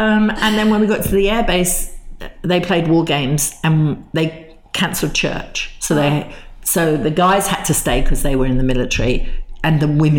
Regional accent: England, United Kingdom; "Look, we're English. We talk about the weather.

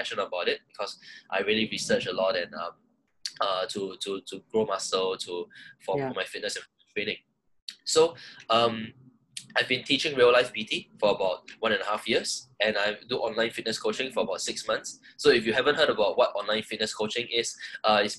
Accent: Singapore; I'm Singaporean. I've been in Singapore my whole life

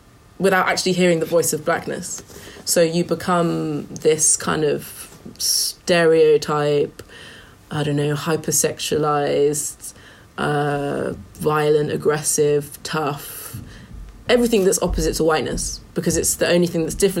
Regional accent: United Kingdom; as British people of colour in the modern day

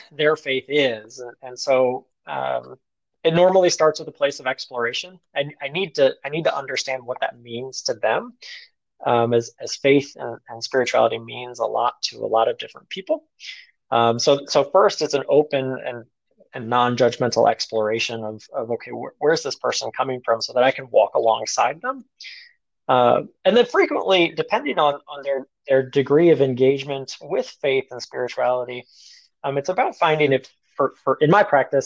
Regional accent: United States; I'm an American.

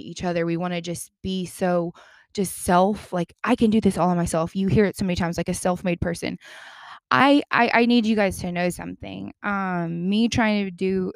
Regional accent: the Bible Belt, United States; I'm from the Bible Belt

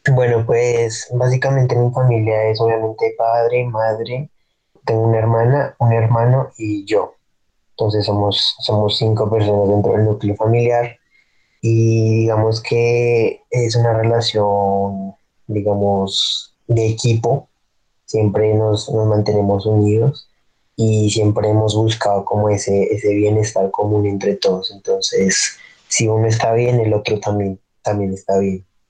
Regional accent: Sopó, Cundinamarca, Colombia; also born or lived in Guatavita / Zipaquirá; now in Tabio, Colombia; mi infancia fue en Sopó, allá pues vive mi familia por parte de papá y pues allá me crié básicamente.

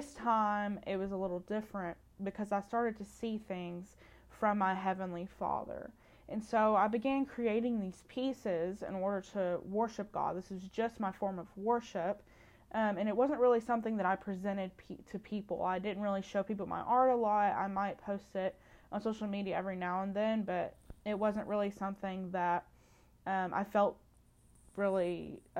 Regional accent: Muhlenberg County, Kentucky, United States; I grew up in Muhlenberg County, Kentucky, which is western part of Kentucky

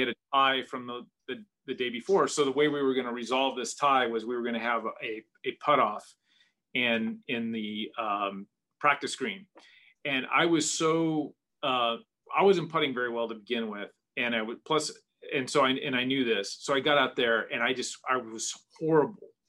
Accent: Seattle, Washington, United States; I grew up in in the Northwest, in the Seattle area uh, of Washington State

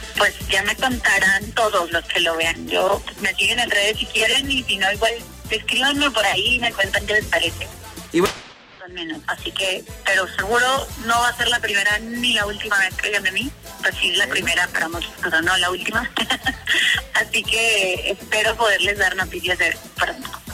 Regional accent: Venezuela; yo soy venezolana

